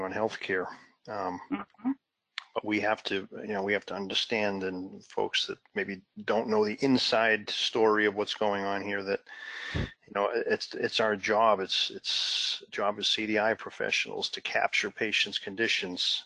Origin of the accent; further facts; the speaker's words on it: Massachusetts, United States; my home state of Massachusetts